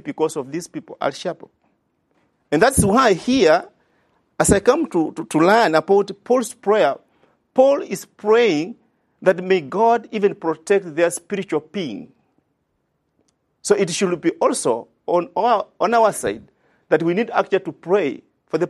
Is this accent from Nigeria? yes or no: no; Kenya; I come from Kenya